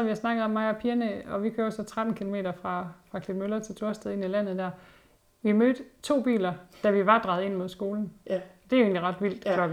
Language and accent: Danish; Hundborg, North Denmark Region, Denmark; når jeg selv husker tilbage på min barndom i Hundborg, med, hvor vi boede op i skoven